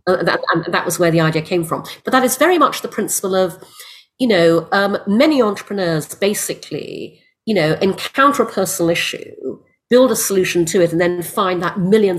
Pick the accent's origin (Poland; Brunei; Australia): Brunei; also born or lived in United Kingdom; I was born in the UK. I'm half English, half Chinese. My father was English. My mother's Malaysian Chinese. We moved to Brunei when I was six because my father got a job there. I grew up in Brunei